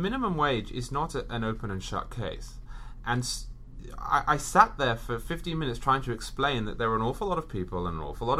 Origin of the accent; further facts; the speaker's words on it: England, United Kingdom; moved away as an adult; now in New York, United States; I'm British. I was raised in England. I spent 26 years in England